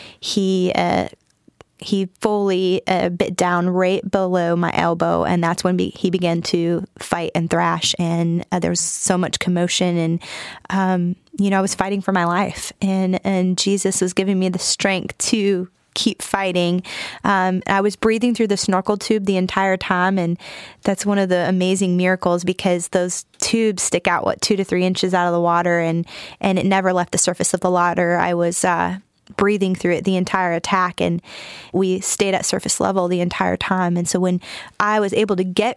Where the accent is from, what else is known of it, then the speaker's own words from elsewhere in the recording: Michigan, United States; moved away as an adult; also born or lived in Huntington, West Virginia; now in North Carolina, United States; I'm from Michigan originally, born and raised